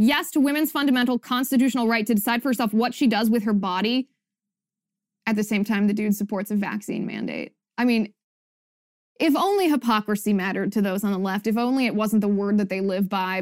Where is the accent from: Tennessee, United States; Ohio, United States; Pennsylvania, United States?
Ohio, United States; moved away; my home state of Ohio